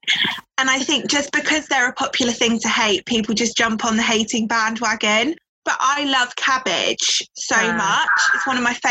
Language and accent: English; Devon, South West England, United Kingdom; I'm from Devon